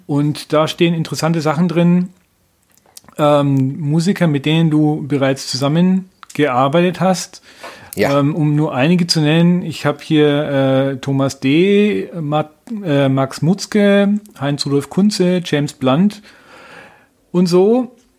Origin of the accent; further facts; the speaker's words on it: Nuremberg, Bavaria, Germany; bei uns in Nürnberg